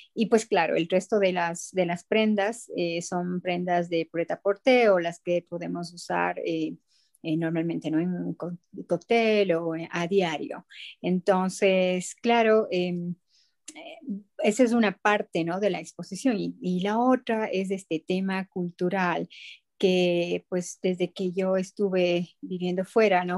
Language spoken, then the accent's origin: Spanish; Ecuador; como ecuatoriana